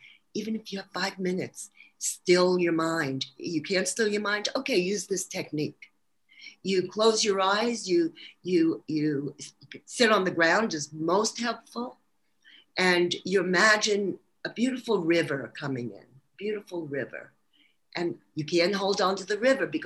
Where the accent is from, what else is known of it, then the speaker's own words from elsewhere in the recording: New York City, New York, United States; accent: New York; moved away; Actually, Brooklyn, New York